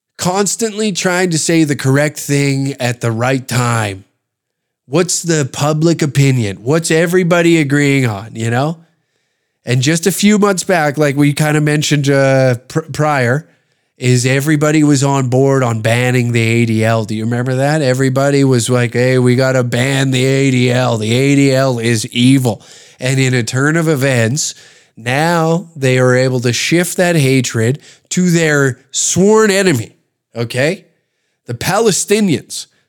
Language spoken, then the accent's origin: English; Canada; the joy of being Canadian